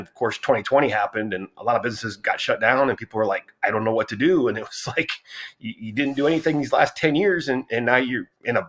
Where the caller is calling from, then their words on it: Fort Worth, Texas, United States; Fort Worth, Texas.